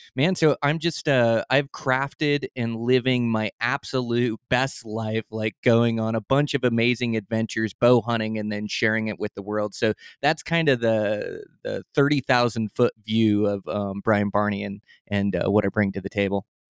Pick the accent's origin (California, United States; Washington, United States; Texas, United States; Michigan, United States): Washington, United States; Olympic Peninsula; moved away as an adult; now in Montana, United States; I come from the Olympic Peninsula